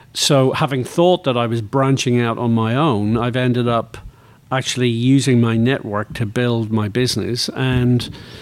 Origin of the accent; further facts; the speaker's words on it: Northern Ireland, United Kingdom; moved away; I grew up in Northern Ireland